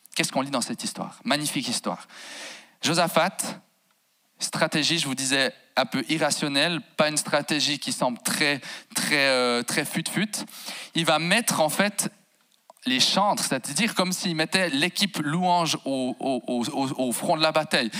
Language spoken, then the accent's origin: French; Jura bernois, Switzerland; moved away as an adult; now in Fribourg, Switzerland; J'ai grandi en fait à sansbeau val qui à mon humble avis, si on devait mettre une capitale au Jura bernois, on la poserait à Sansbeau